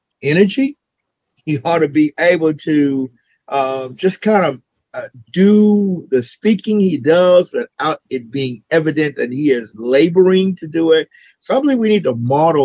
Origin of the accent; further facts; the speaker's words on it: South Louisiana, United States; I'm from South Louisiana